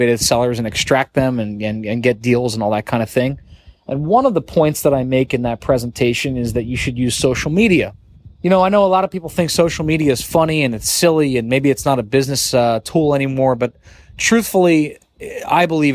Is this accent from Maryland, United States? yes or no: no; New Jersey, United States; I grew up in South Jersey